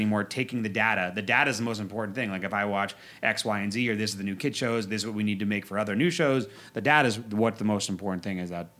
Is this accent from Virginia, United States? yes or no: yes; Northern Virginia, United States; moved away; I grew up in Northern Virginia right outside Washington